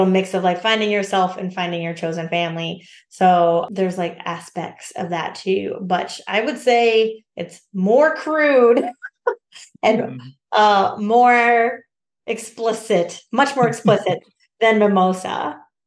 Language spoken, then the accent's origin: English; Alaska, United States; moved away; also born or lived in Minneapolis; my hometown up in Alaska.